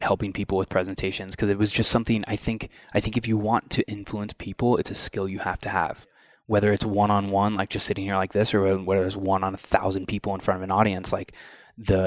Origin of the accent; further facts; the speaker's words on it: Southeast Iowa, United States; growing up in Southeast Iowa